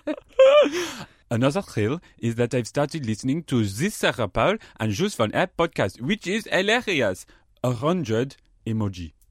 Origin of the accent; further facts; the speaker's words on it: Keighley, Yorkshire and the Humber, United Kingdom; also born or lived in Nottingham; now in London, United Kingdom; I was born in Keighley